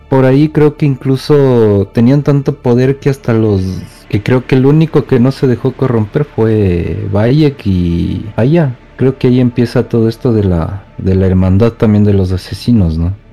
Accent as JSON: {"language": "Spanish", "town": "Quito", "region": "Pichincha", "country": "Ecuador", "said": "Soy de Quito, Ecuador"}